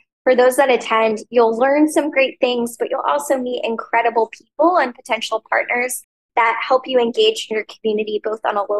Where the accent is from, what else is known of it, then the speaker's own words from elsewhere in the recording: Austin, Texas, United States; growing up in Austin, I wanted to find more ways to get involved in my local community